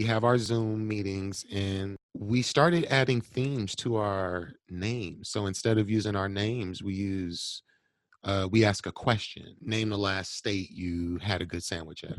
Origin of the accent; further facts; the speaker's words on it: Milwaukee, Wisconsin, United States; I'm born and raised here too